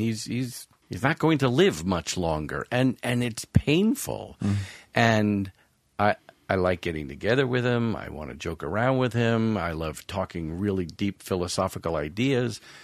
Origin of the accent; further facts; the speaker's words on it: Long Island, New York, United States; I grew up on Long Island, suburbs of New York